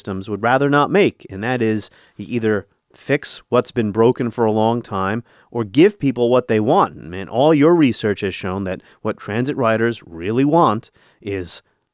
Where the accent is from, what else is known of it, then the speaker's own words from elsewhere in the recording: New York City, New York, United States; moved away; my hometown